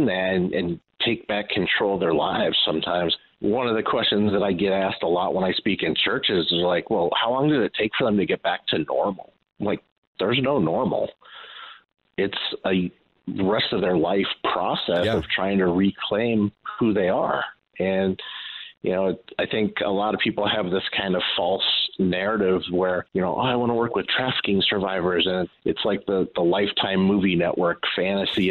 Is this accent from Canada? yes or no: no; Los Angeles, California, United States; moved away as an adult; also born or lived in Chicagoland; now in Chicago, United States; I grew up in South Central